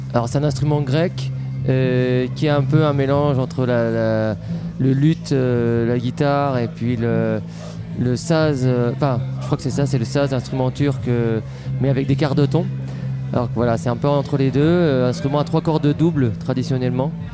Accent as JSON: {"language": "French", "town": "Tours", "region": "Centre-Val de Loire", "country": "France", "said": "je suis tourangeau"}